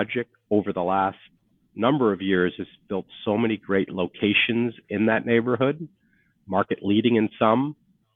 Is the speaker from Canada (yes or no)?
yes; Canada; moved away as an adult; I am a Canadian.